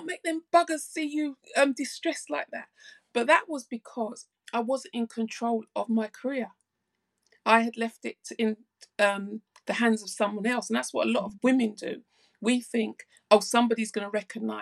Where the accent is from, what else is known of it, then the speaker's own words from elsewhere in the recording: London, United Kingdom; I grew up in South London. My parents are Jamaican. So I'm second generation.